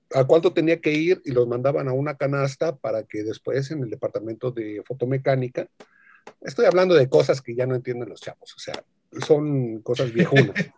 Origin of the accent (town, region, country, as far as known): Mexico; born or raised there